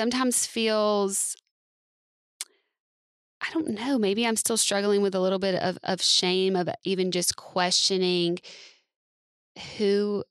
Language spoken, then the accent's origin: English; the South, United States; I grew up in the South.